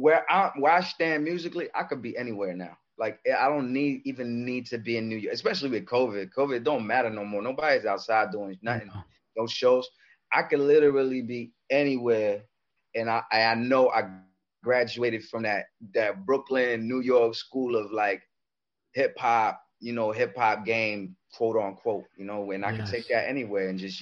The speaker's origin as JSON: {"language": "English", "country": "Comoros", "also_born_or_lived": "Paris, France", "second_language": "English", "said": "I was born in Paris, France. I'm originally from Comoros Island in East Africa."}